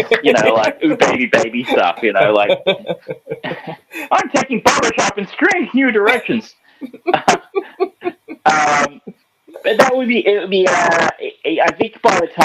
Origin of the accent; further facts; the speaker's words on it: Australia; as an Australian